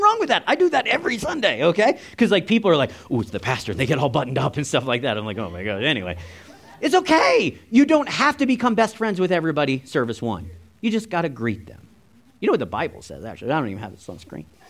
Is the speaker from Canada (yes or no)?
yes; Canada; We're Canadian